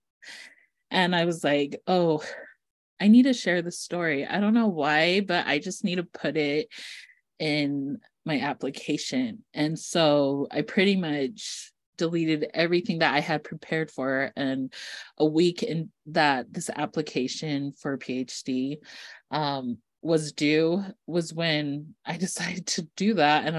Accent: East Millcreek, Utah, United States; I grew up in East Mill Creek, Utah, which is a very wealthy part of Salt Lake

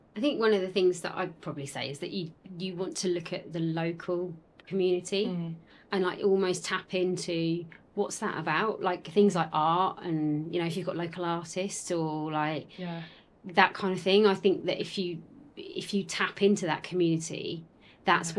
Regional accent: Essex, East of England, United Kingdom; accent: Essex; we're both from Essex

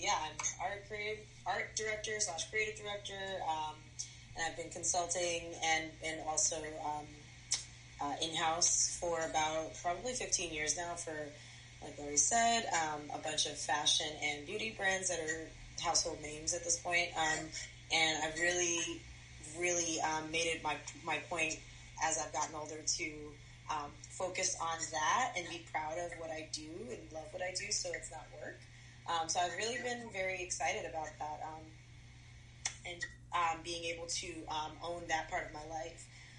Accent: New York, United States; moved away; So I'm from New York

